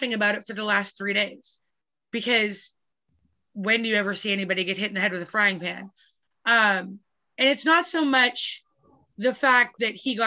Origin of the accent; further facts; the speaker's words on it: Calgary, Alberta, Canada; I grew up in Calgary and I lived across the street exactly from CFB Calgary